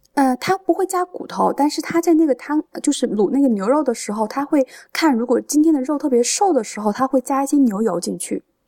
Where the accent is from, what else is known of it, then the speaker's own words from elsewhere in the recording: Changde, Hunan, China; 我是常德人